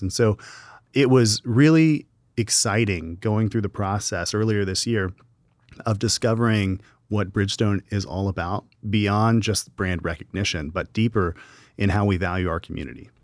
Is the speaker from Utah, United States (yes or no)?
no; Gallatin, Tennessee, United States; I'm from Gallatin, Tennessee, just up the road